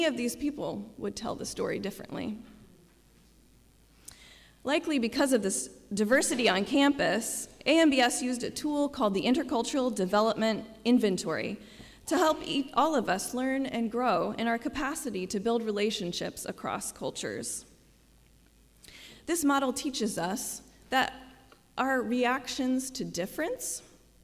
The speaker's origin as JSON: {"language": "English", "region": "Midwest", "country": "United States", "moved": "yes", "said": "I also now respond as an American, especially Midwesterner."}